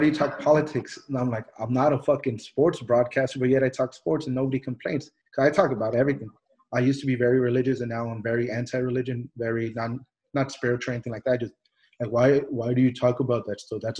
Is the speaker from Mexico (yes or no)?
yes; Mexico; born there; I was born in Mexico. I'm a wetback. I'm an immigrant.